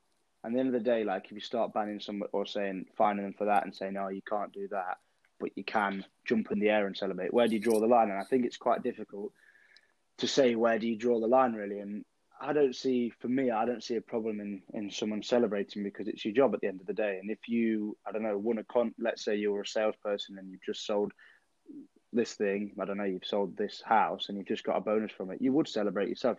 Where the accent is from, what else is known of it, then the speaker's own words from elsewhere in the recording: England, United Kingdom; we are British people and English people